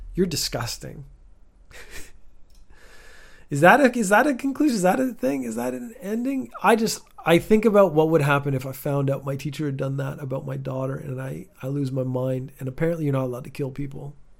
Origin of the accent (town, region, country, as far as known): Canada; born or raised there; moved away as an adult; also born or lived in Northern Ireland, United Kingdom; now in Japan